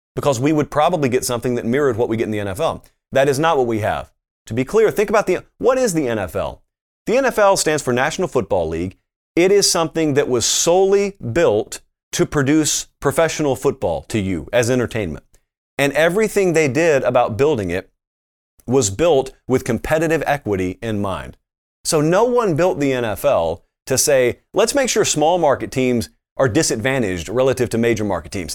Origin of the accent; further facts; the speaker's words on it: Columbus, Georgia, United States; I grew up in Columbus, Georgia, which is right next to Fort Benning